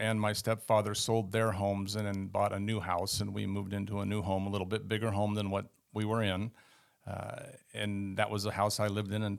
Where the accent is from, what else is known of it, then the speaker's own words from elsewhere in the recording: Sunnyvale, California, United States; Well, I grew up in the Northern Bay Area in California. My mother and my father, we were in town called Sunnyvale, California.